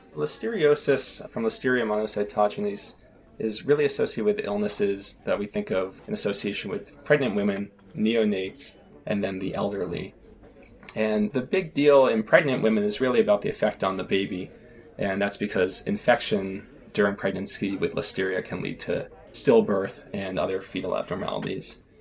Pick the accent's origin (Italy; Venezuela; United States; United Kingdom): United States; south of Boston, South Shore of Massachusetts; I grew up south of Boston, not too far from where the Pilgrims came to Plymouth Rock on the South Shore of Massachusetts.